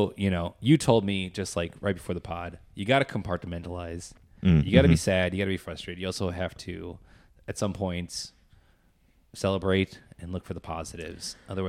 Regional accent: Minnesota, United States; also born or lived in Chicago; born and raised in Minnesota, and are excited to, like, go on an adventure, kind of.

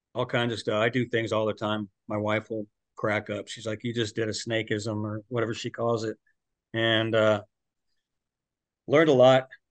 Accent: Santa Maria, California, United States; We grew up in Central California

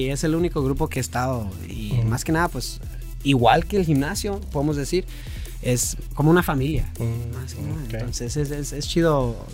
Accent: Utah, United States; yo nací aquí

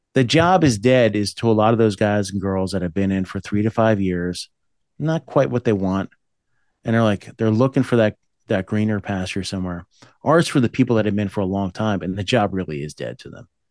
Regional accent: New Jersey, United States; also born or lived in Boonton, New Jersey; I was born there, but I grew up in the Appalachians area, up by the Pocono Mountains in New Jersey

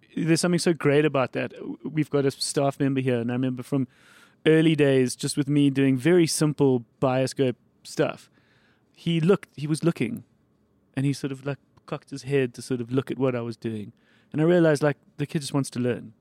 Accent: Johannesburg, Gauteng, South Africa; So I grew up in Bryanston

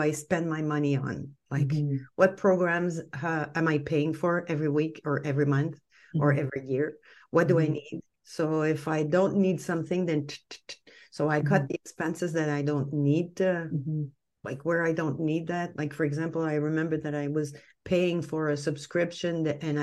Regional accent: Canada; we're Canadian. I'm French Canadian.

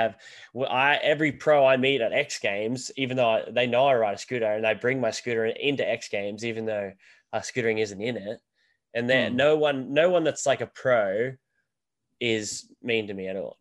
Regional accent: Sunshine Coast, Queensland, Australia; also born or lived in Wodonga, Victoria; So I moved up to with my mum's mum, my nan, in Queensland, where I live right now. So the Sunshine Coast, we moved up there when I was, it would have been grade one or so.

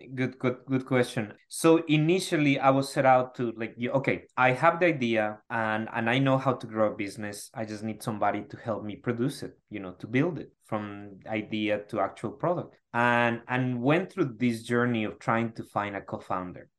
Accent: Ecuador; moved away as an adult; now in United States; I'm originally from Ecuador

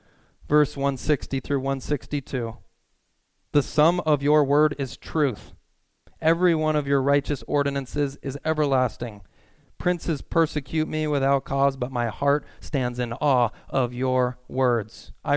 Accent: California, United States; Because I'm from Southern California. I'm like, I went to Cal Lutheran.

